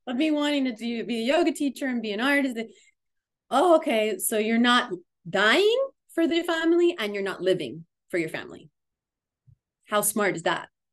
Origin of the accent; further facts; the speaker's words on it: Miami, Florida, United States; moved away as an adult; now in Asheville, United States; the Miami community after I've been away cuz I I live now in Asheville for the last almost 7 years. And um going to be heading back and starting to grow some roots back in my hometown